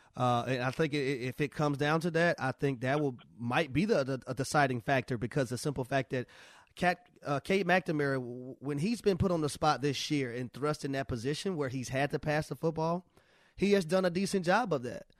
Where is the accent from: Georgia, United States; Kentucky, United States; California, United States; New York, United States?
Georgia, United States; Atlanta; I'm from Atlanta